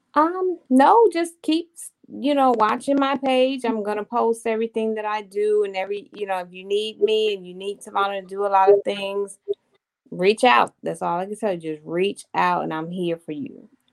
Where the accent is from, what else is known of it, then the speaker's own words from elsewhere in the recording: Hampton, Virginia, United States; I'm from Hampton, Virginia. I've been here all my life, 43 long years of my life